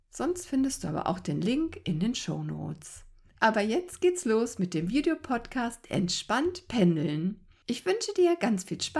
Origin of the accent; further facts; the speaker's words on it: Cologne, North Rhine-Westphalia, Germany; weil wir ja beide gebürtig ähm, aus Köln stammen.